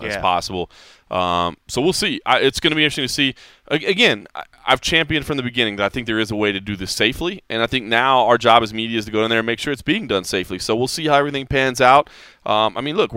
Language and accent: English; Texas, United States; I love my home state. I'm so proud to be from Texas